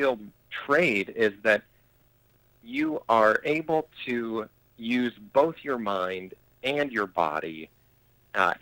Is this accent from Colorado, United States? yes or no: yes; Colorado Springs, Colorado, United States; I had recently graduated from high school where I grew up in Colorado Springs, Colorado